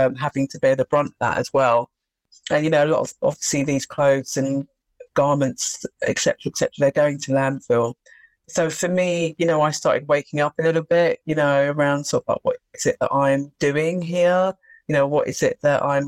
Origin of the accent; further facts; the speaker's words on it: London, United Kingdom; I did grow up in London. So I was born here. My parents are from the Caribbean. So they came here, I think it was in 1959. So yeah, born and bred actually in London.